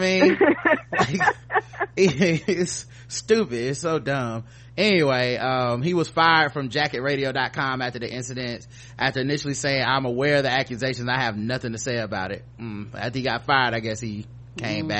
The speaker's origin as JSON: {"language": "English", "region": "North Carolina", "country": "United States", "said": "I'm from North Carolina, so I'm a Tar Heel"}